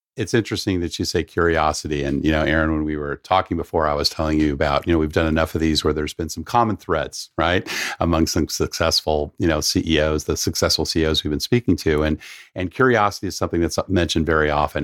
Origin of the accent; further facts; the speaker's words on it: San Diego, California, United States; I grew up down in San Diego